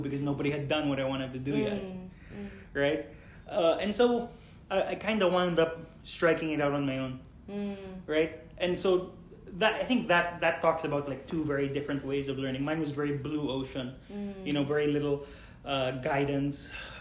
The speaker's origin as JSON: {"language": "English", "country": "Philippines", "said": "I am Filipino"}